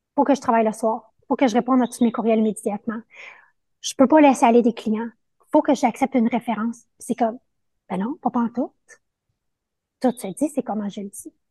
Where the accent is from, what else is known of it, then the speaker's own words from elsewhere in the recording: Montreal, Quebec, Canada; also born or lived in Costa Rica; je suis de Montréal, mais là, je suis dans une aventure de six mois au Costa Rica